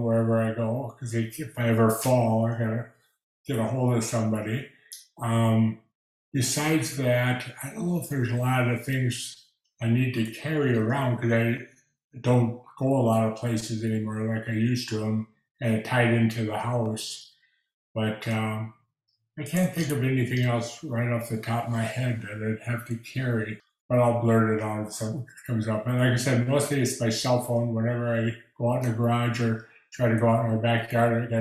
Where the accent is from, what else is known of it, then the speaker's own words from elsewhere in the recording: Minnesota, United States; moved away as an adult; now in Texas, United States; I had to retire from my job because I'm from Minnesota, and walking with a cane or a walker in snow is not the easiest thing